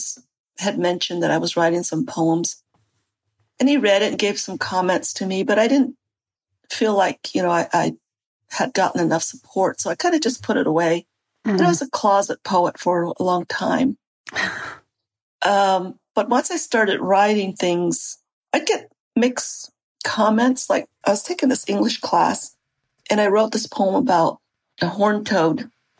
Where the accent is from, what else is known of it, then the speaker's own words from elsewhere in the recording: United States; first language Navajo; English is a second language; Navajo is my first language.